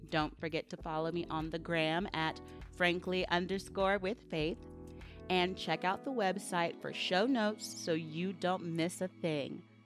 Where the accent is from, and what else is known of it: Sugar Land, Texas, United States; born or raised there